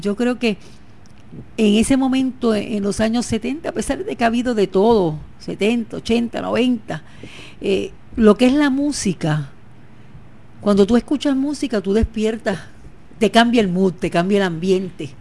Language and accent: Spanish; San Sebastián, Puerto Rico; Yo siempre he dicho que soy pepiniana, nunca he dicho que soy de otro sitio. Soy de San Sebastián